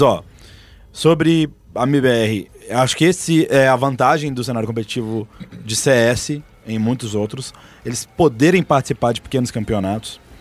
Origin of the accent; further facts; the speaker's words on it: Belo Horizonte, Minas Gerais, Brazil; Eu sou de BH.